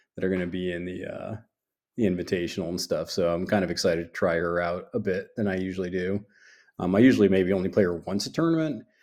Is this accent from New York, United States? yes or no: yes; New York, United States; now in the South, United States; I'm from New York